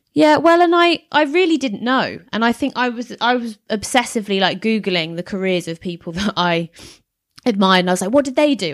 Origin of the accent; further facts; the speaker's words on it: Hertfordshire, East of England, United Kingdom; moved away as an adult; now in London, United Kingdom; Hertfordshire, which is not that far from London